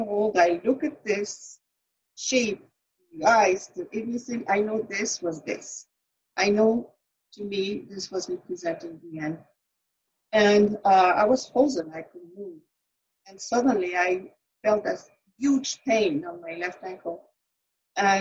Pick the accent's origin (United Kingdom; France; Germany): France; center of France, Centre-Val de Loire; also born or lived in Paris, France; I was born in Paris, France. I grew up in the center of France.